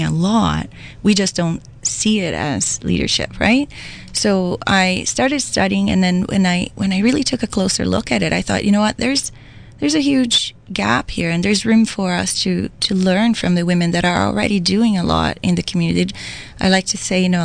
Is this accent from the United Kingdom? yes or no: no; Brazil; moved away as an adult; now in Waterloo Region, Canada; I am also an immigrant. I come from Brazil. I came to Canada about 17 years ago